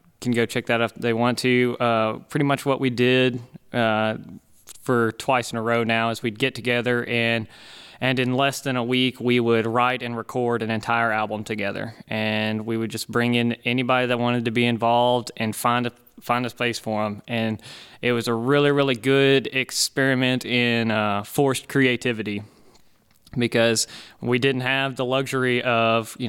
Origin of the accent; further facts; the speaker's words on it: Munford, Tennessee, United States; also born or lived in Martin, Tennessee; I'm originally from Munford, Tennessee, which is about 40 minutes north of Memphis.